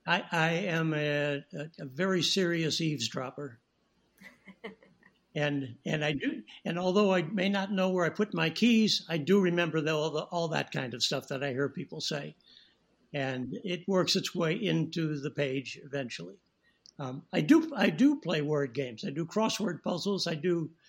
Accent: St. Louis, Missouri, United States; moved away as an adult; also born or lived in Rapid City, South Dakota; now in Los Angeles, United States; I started working as a child actor in St. Louis, my hometown

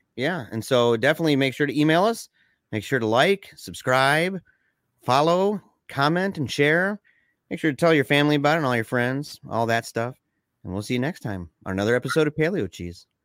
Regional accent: Michigan, United States; we're from Michigan.

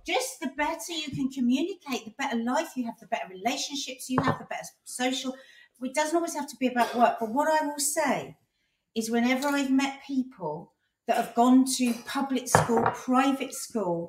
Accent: London, United Kingdom; accent: South London; my South London accent

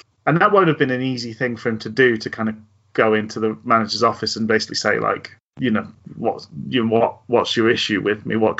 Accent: Glasgow, Scotland, United Kingdom; born there; I'm well aware that I was born in Glasgow, but speak like this

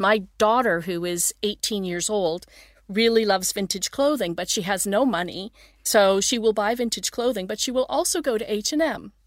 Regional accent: Toronto, Ontario, Canada; moved away as an adult; now in Sweden; I grew up in Toronto, Ontario, east coast of Canada.

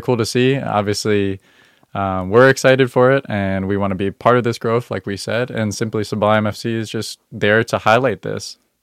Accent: Northern Virginia, United States; I grew up in Northern Virginia

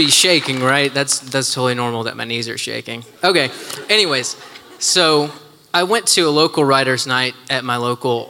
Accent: Nashville, Tennessee, United States; I am from Nashville, actually.

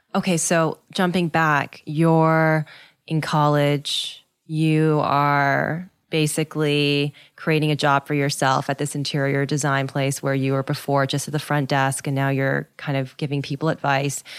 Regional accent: Canada; I'm Canadian

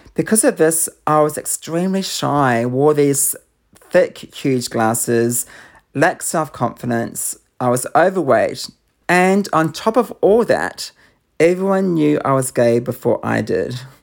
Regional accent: Auckland, New Zealand; I grew up in Auckland in New Zealand.

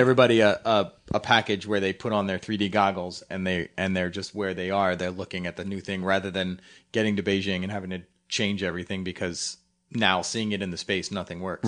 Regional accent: Philadelphia, Pennsylvania, United States; growing up in Philly

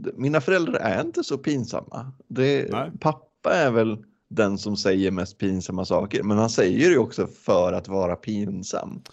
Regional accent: Västerås, Västmanland, Sweden; moved away as an adult; now in Gothenburg, Sweden; jag kommer, jag kommer från Västerås också från början. Men jag har bott i Göteborg sedan 2017

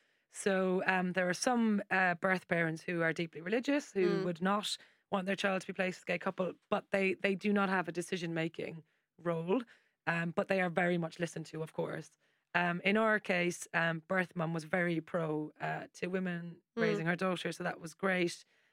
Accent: Ireland; I've got like a million nieces and nephews because I'm Irish.

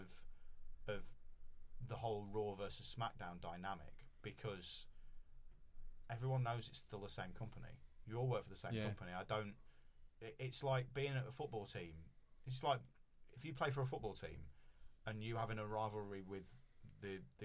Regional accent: Wales, United Kingdom; I am biased as a Welsh

